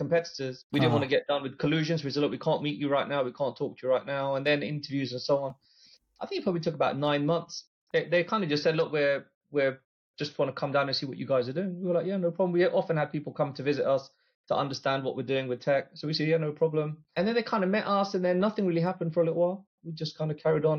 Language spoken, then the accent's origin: English; London, United Kingdom; we're all from London